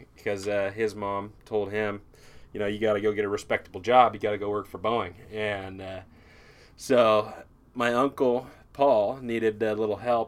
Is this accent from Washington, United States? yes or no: yes; Kenmore, Washington, United States; I'm a Seattle boy, born and raised in Kenmore